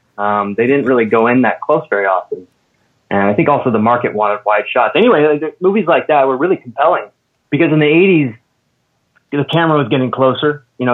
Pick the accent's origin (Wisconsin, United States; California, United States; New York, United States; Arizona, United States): California, United States; Redding; I'm a small town guy from Northern California, small town called Redding.